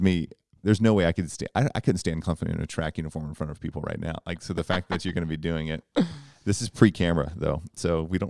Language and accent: English; Oklahoma, United States; from Oklahoma. I know ….